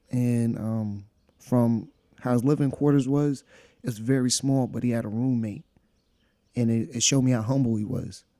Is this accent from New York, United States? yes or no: yes; New York, United States; also born or lived in Monticello; we're from New York